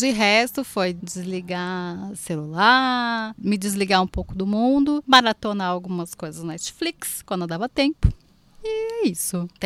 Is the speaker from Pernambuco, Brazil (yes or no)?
yes; Olinda, Pernambuco, Brazil; now in São Paulo, Brazil; Eu sou pernambucaníssima, sou lindensíssima, sou de Olinda.